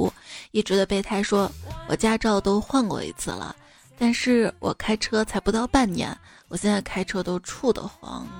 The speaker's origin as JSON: {"language": "Chinese", "region": "Henan", "country": "China", "said": "我是一个河南人啊，我都知道去二仙桥要走成华大道。"}